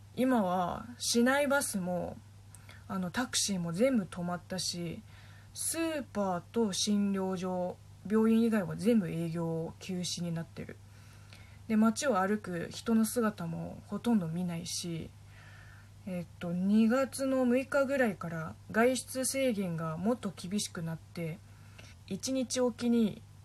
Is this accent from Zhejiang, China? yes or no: yes; Linhai, Zhejiang, China; Japanese is a second language; now in Japan; うちの地元の臨海市も、えっと、大衆市の中の一つの区みたいなもん